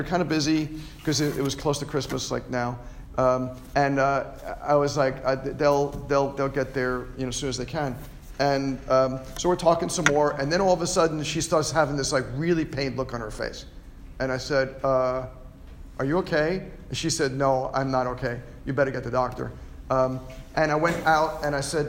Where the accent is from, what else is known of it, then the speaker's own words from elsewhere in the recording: Lynbrook, New York, United States; my hometown at Lynbrook